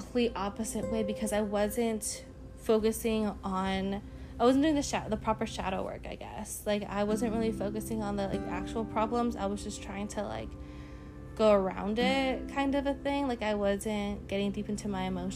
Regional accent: United States; as being American citizens

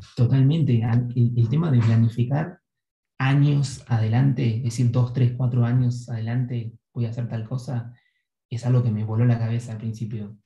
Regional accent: Argentina; moved away

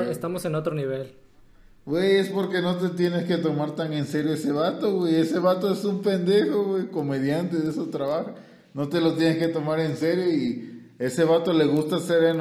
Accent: Guerrero, Mexico; pues soy el costeño, lo

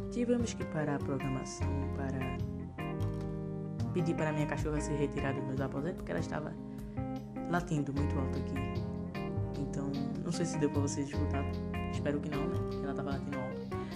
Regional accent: Northeast Region, Brazil; Porque eu sou nordestino, eu falo assim, mas minha mãe é que me ensinou.

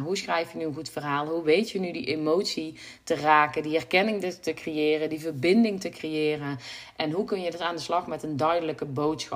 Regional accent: North Brabant, Netherlands; ik kom uit Brabant

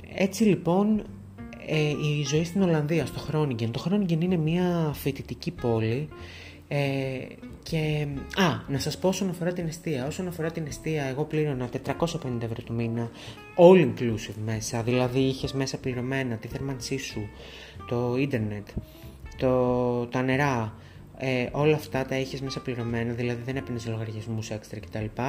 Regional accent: Thessaloniki, Central Macedonia, Greece; moved away as an adult; also born or lived in Groningen, Netherlands; είχα πάει στην πόλη μου, είχα πάει Θεσσαλονίκη

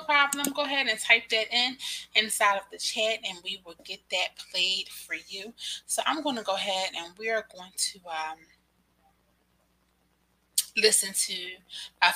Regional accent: Philadelphia, Pennsylvania, United States; I am from Philadelphia.

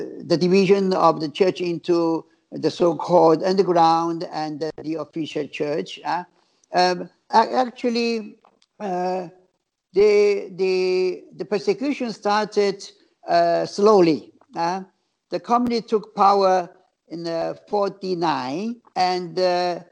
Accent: Shanghai, China; also born or lived in Italy; now in Hong Kong; I grew up in Shanghai, but then I joined the Salesians, and we enjoyed peace in Hong Kong

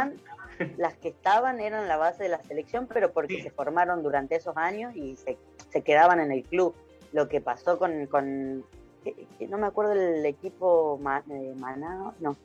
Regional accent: Tucumán, Argentina; moved away; fuera de, Tucumán

